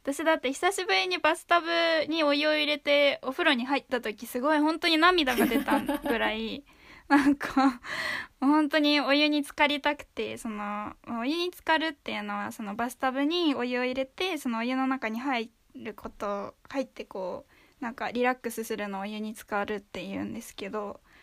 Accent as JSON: {"language": "Japanese", "region": "Kanagawa", "country": "Japan", "tie": "born or raised there", "also_born_or_lived": "Oita", "said": "大分に住んでたこともあるので大分と神奈川県で育ちました"}